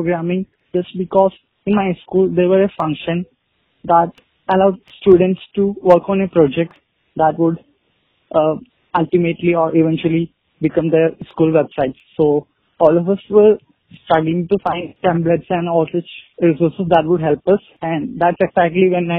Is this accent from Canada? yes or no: no; India; I'm 21 years old and I'm from India.